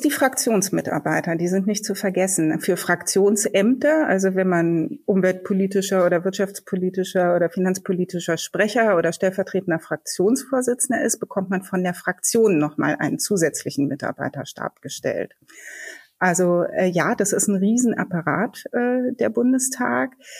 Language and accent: German; Berlin, Germany; Ich bin geborene Berlinerin